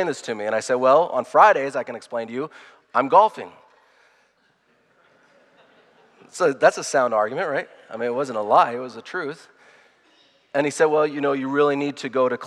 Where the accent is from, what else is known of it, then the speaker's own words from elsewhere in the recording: United States; I'm proud to be an American